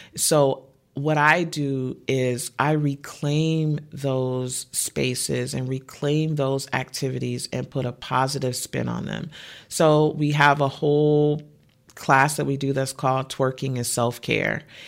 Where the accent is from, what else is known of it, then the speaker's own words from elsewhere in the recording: Detroit, Michigan, United States; I'm from the Midwest and Detroit is rainy a lot